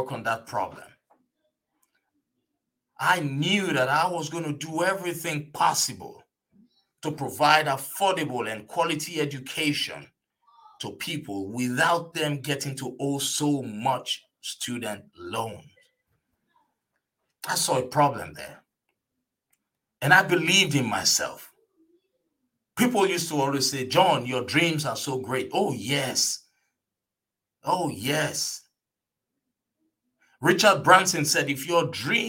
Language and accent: English; Nigeria; now in United States; an immigrant from Nigeria